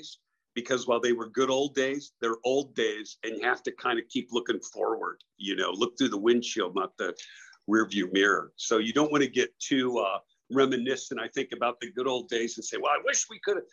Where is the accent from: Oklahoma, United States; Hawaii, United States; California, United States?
California, United States; San Diego; moved away; I grew up in San Diego and I had a paper route